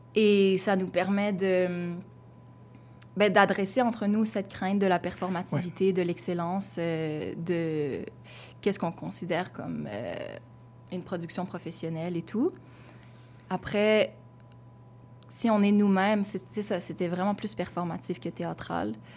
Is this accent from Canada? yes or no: yes; Gatineau, Quebec, Canada; moved away as an adult; now in Montreal, Canada; Je viens de Gatineau à la base, donc une banlieue. Euh, j'ai grandi sans avoir de personnes autour de moi qui me ressemblaient nécessairement